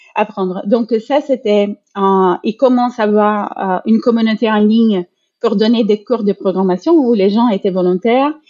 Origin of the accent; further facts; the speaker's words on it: Brazil; moved away; je suis brésilienne